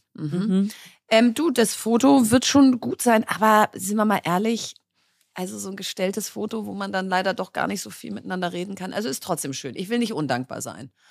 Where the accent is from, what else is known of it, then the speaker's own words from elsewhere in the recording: Berlin, Germany; ich bin Berlinerin